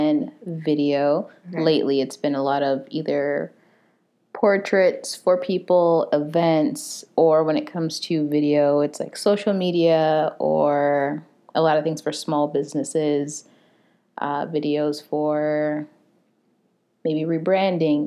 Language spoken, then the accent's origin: English; Phoenix, Arizona, United States; I'm from South Phoenix. I live in downtown Phoenix.